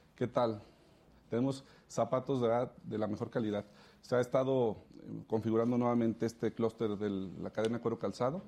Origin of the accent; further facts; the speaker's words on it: León, Guanajuato, Mexico; León es donde es mi tierra